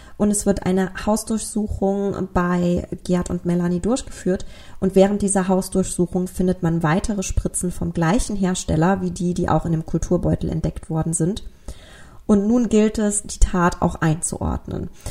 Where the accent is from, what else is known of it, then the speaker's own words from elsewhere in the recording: Germany; bei uns in Deutschland